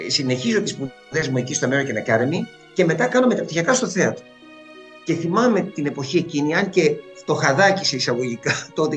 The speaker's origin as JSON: {"language": "Greek", "town": "Alexandria", "region": "Alexandria Governorate", "country": "Egypt", "tie": "born or raised there", "also_born_or_lived": "England / New York, United States", "moved": "yes", "lives_now": "Greece", "said": "γεννήθηκα στην Αλεξάνδρεια της Αιγύπτου ε, και σπούδασα υποκριτική στην Αμερική, στη Νέα Υόρκη κυρίως."}